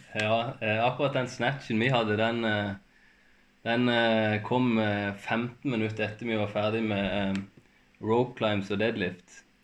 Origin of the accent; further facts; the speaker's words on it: Farsund, Agder, Norway; moved away as an adult; now in Kristiansand, Norway; jeg er egentlig fra, jeg er fra Spinn, så jeg er fra langt oppi, oppi skauen